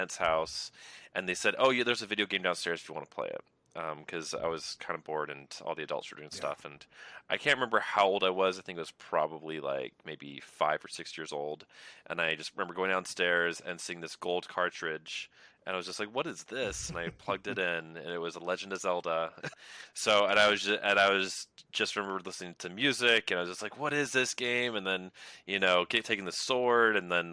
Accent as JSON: {"language": "English", "region": "Maryland", "country": "United States", "tie": "born or raised there", "moved": "yes", "said": "growing up in Maryland, back east"}